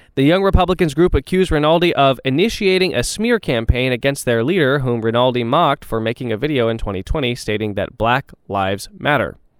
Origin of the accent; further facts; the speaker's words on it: Texas, United States; I say this as a Texan. I say this as someone who owns property in Texas, went to school in Texas, has a lot of friends in Texas